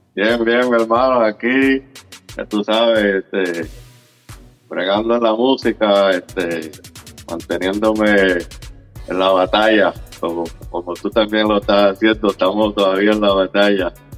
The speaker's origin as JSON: {"language": "Spanish", "town": "Loíza", "country": "Puerto Rico", "tie": "born or raised there", "moved": "yes", "lives_now": "Orlando, United States", "said": "yo soy de Loíza, yo soy del barrio Las Cuevas. Yo nací, nací, me crié en Loíza"}